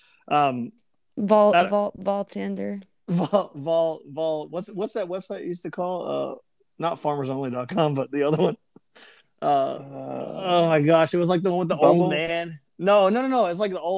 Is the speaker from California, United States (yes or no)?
no; Memphis, Tennessee, United States; I'm from Memphis